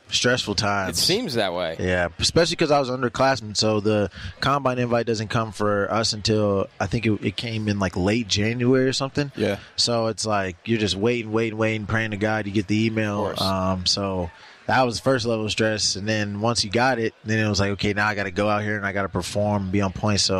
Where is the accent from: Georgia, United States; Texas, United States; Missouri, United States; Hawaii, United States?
Georgia, United States; You know, Mecole's from Georgia. I'm from Georgia, so I'll go with the Chiefs.